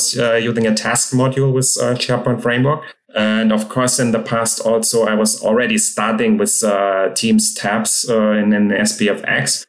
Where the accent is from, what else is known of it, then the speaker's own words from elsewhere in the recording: Hamburg, Germany; now in Munich, Germany; I'm from Germany, living in Munich, but born in Hamburg.